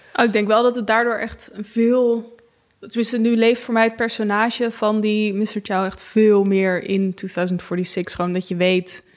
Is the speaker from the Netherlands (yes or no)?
yes; Haarlem, North Holland, Netherlands; ik kom zelf uit Haarlem